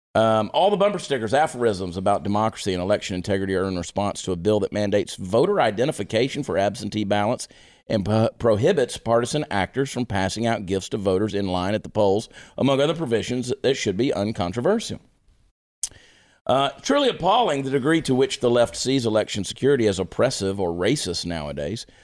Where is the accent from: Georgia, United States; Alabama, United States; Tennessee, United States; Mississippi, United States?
Georgia, United States; Augusta; the city of Augusta, Georgia, my hometown